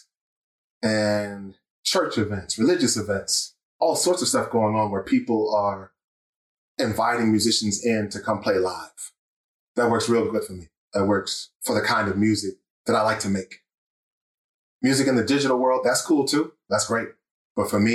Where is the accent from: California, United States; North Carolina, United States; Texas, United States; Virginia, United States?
North Carolina, United States; moved away as an adult; now in State College, United States; I was raised in North Carolina